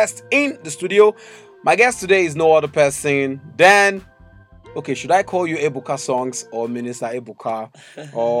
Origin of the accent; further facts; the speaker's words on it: Edo, Nigeria; I'm from Edo State, but my mom is from Imo State